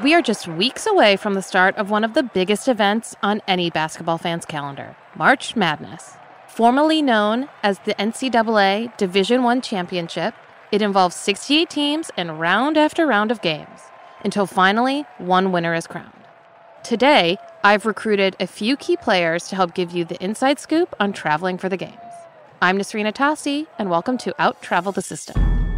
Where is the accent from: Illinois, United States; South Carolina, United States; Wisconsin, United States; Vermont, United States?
Illinois, United States; Chicago; now in Seattle, United States; I'm originally from the Chicagoland area, and I live in Seattle now